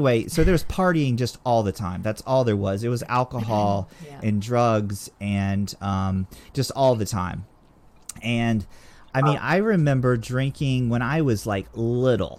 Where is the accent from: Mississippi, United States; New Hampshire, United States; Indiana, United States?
Mississippi, United States; Gulf Coast; We grew up on the Gulf Coast in Mississippi, right near, it was not far from New Orleans